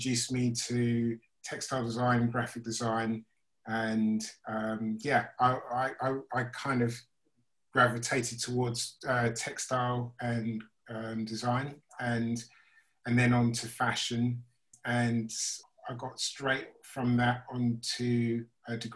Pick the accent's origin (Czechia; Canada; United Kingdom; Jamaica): United Kingdom; St Albans, East of England; moved away as an adult; also born or lived in Maidenhead, Berkshire / Chislehurst, Kent; now in London, United Kingdom; St Albans, which was my hometown